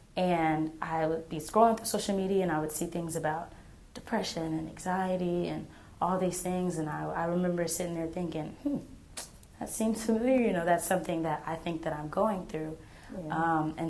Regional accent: Texas, United States; born there; also born or lived in Kansas / Oklahoma / South Carolina; So I like to tell people I was born and raised everywhere. I was born in Texas. I then moved to Kansas, then I moved to Oklahoma, then I moved to South Carolina, and now I'm back in Texas and Oklahoma

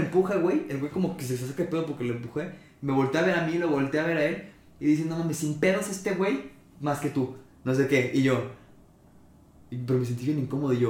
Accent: Mexico; somos mexicanos

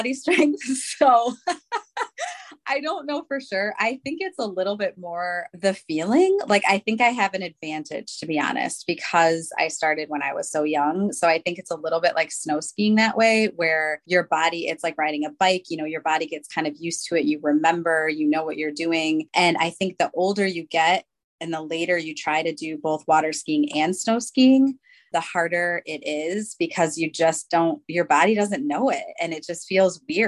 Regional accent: Port Huron, southern Michigan, United States; moved away as an adult; now in Zionsville, Indiana, United States; I was born in Port Huron, Michigan, which is, you know, right on the water.

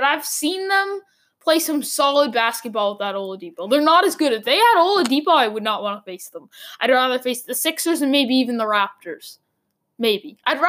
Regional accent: Boston, Massachusetts, United States; I'm from Boston.

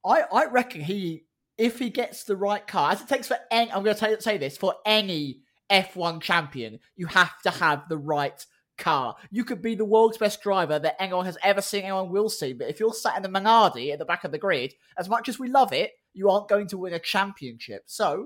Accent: Scotland, United Kingdom; I'm Scottish. I didn't mean to sound that Scottish.

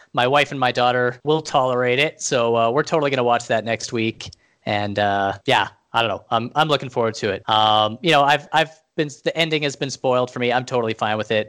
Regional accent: Canada; being Canadian

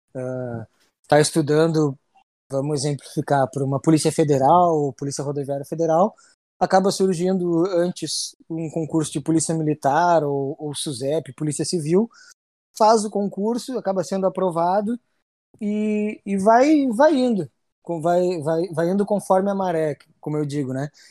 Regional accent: Rio Grande, Rio Grande do Sul, Brazil; consegui vir, vir para minha cidade natal trabalhar

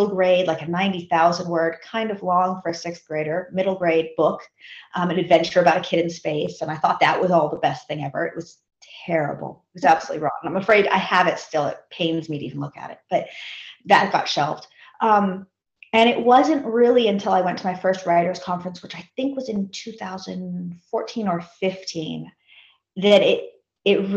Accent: Seattle, Washington, United States; I grew up in Seattle.

